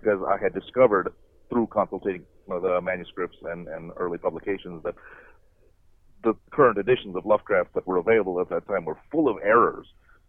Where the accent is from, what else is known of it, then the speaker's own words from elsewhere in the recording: India; I'm from India. I was born there. But Americans always have a little trouble with foreign names.